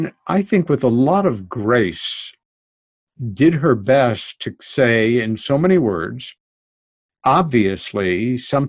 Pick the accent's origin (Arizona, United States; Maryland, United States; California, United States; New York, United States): New York, United States; New York City; now in New York countryside, United States; I'm a New Yorker. I lived most of my life in New York City, my favorite place